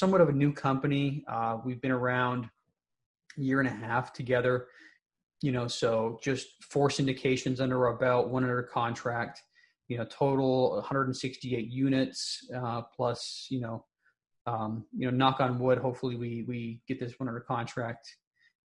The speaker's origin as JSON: {"language": "English", "town": "Salt Lake City", "region": "Utah", "country": "United States", "tie": "born or raised there", "also_born_or_lived": "St. Paul, Minnesota", "moved": "as an adult", "said": "University of Utah, which is, you know, in my hometown, Salt Lake City."}